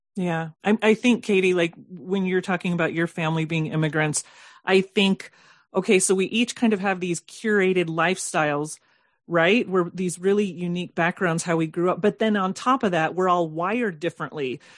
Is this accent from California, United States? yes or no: yes; Southern California, United States; I, I grew up in Southern California